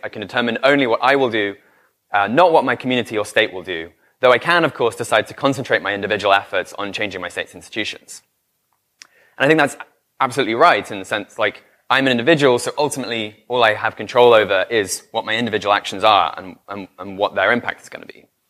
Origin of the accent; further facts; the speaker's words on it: United Kingdom; I'm British